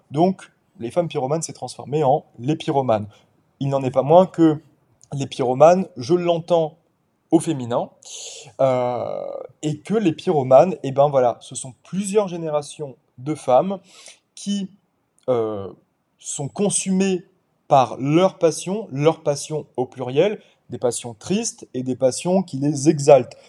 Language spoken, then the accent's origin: French; Paris suburbs, Île-de-France, France; moved away as an adult; also born or lived in Cotentin, Normandy; now in Normandy, France; je suis un Parisien repenti. j'ai grandi pendant 21 ans, enfin j'ai évolué pendant 21 ans en banlieue parisienne